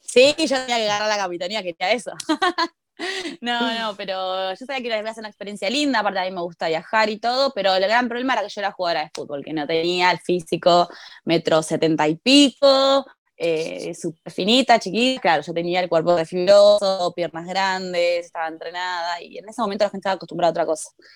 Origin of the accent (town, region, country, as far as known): Argentina